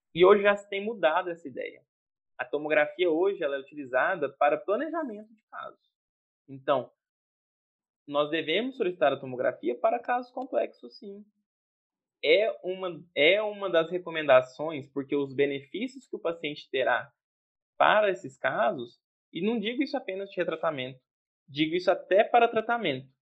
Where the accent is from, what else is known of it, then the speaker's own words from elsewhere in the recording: Jataí, Goiás, Brazil; moved away; sou de Jataí, Goiás, cidade maravilhosa